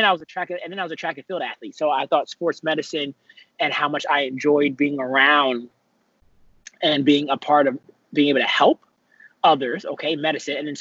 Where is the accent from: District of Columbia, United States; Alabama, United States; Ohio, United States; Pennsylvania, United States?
District of Columbia, United States; Washington; also born or lived in Atlanta, Georgia; I hail from Northwest Washington, D.C., born and raised Shepherd Park